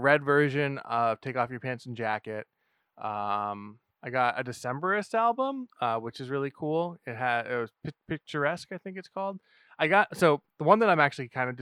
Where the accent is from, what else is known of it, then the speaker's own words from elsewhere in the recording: New Hampshire, United States; we're from New Hampshire. So they have like some massive roots here.